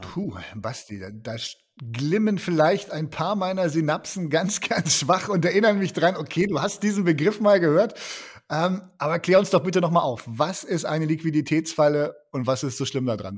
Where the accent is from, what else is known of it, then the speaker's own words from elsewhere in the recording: Germany; wir als Deutsche